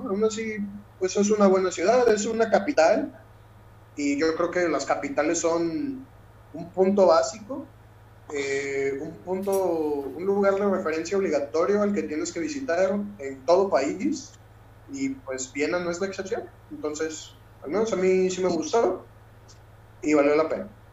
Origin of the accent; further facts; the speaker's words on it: Mexico; moved away; soy mexicano